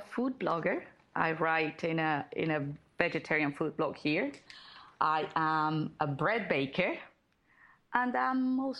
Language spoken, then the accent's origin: English; Colombia; now in Lima, Peru; So I am originally from Colombia, but I currently live in Lima, Peru, with my husband and our two cats.